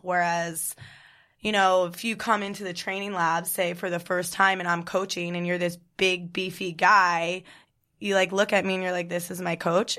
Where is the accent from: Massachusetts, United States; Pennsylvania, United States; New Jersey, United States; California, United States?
New Jersey, United States; also born or lived in Kentucky; Born and raised in New Jersey